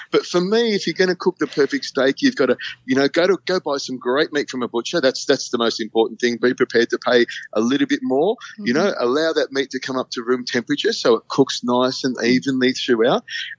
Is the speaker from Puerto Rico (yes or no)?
no; Malaysia; I was an Air Force brat. I grew up in Malaysia. So I've got a real hankering for Asian food as well.